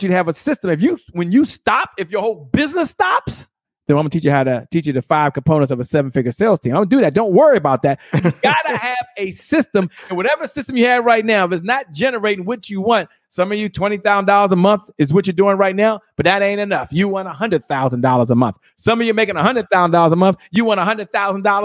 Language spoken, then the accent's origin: English; Washington, District of Columbia, United States; I'm from Washington, D.C.